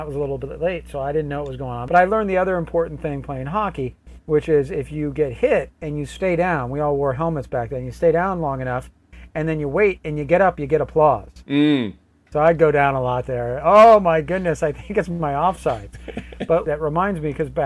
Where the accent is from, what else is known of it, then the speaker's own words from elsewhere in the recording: New England, United States; moved away; I grew up in the New England and we played a lot of hockey up there.